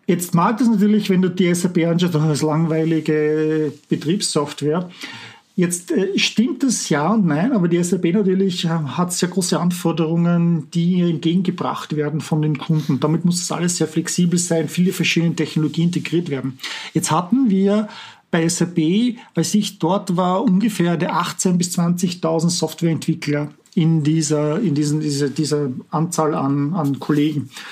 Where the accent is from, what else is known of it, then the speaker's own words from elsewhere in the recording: Vienna, Austria; moved away as an adult; also born or lived in Walldorf, Germany / Palo Alto, United States; now in Silicon Valley, United States; Ich bin aus Wien ursprünglich, wie man vielleicht an meinem Akzent erkennt, äh, bin Österreicher